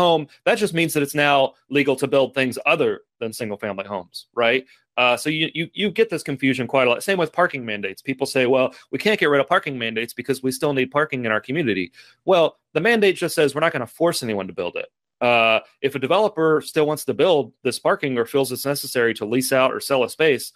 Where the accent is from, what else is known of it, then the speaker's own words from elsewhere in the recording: Lexington, Kentucky, United States; I'm from Lexington, Kentucky, which is a very, very similar context to Fayetteville